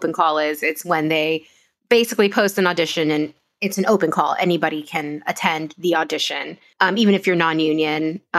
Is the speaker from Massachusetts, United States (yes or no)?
no; New York, United States; I'm from Washington Heights.